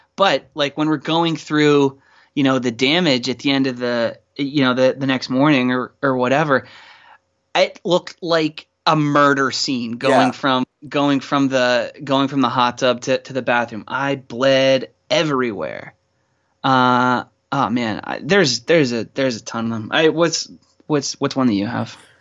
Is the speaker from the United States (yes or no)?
yes; Pittsburgh, Pennsylvania, United States; Growing up in Pittsburgh